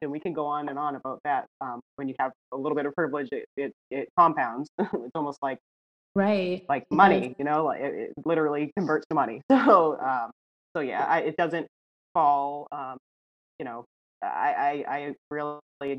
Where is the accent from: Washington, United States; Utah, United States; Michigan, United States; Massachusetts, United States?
Massachusetts, United States; right outside of Boston; moved away as an adult; also born or lived in New Hampshire; now in Texas, United States; I grew up right outside of Boston